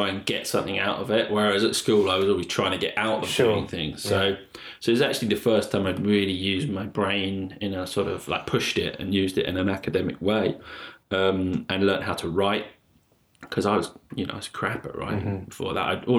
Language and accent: English; London, United Kingdom; moved away; also born or lived in Blackpool; I grew up in London